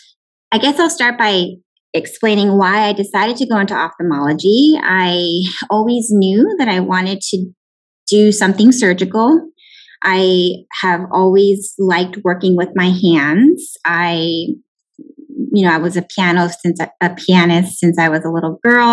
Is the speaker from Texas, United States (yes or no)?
yes; McAllen, Texas, United States; also born or lived in Houston, Texas / Tucson, Arizona / Irvine, California; I'm actually from the Valley, born and raised in McAllen